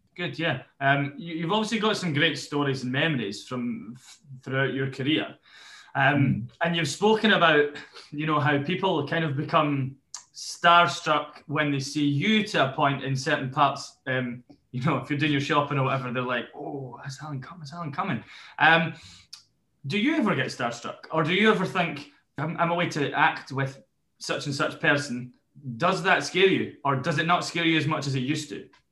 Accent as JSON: {"language": "English", "town": "Newbiggin", "country": "United Kingdom", "said": "I'm from New Biggin"}